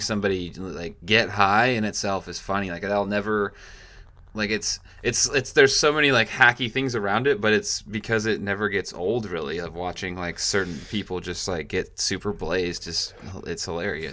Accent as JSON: {"language": "English", "region": "Washington", "country": "United States", "moved": "yes", "lives_now": "California, United States", "said": "I'm from Washington"}